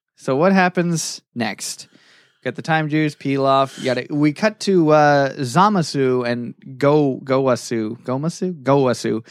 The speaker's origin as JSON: {"language": "English", "region": "Florida", "country": "United States", "tie": "born or raised there", "said": "I grew up in Florida"}